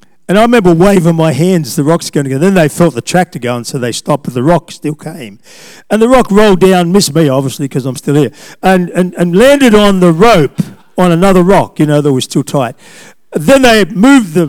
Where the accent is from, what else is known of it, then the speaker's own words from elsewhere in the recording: Australia; I'm an Australian